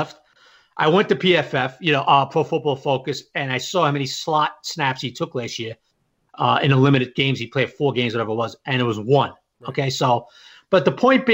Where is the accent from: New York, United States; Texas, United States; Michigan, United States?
New York, United States; New York City; I'm from Bath Beach.